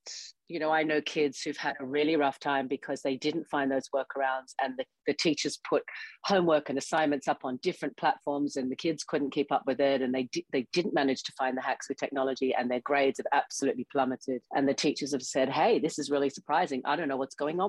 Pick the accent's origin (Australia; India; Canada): Australia; now in United States; I grew up in Australia in the Australian school system